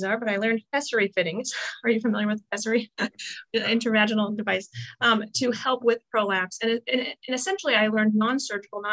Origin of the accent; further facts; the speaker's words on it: Iowa, United States; I'm from Iowa. I know you're Oklahoma, but I was raised in the Midwest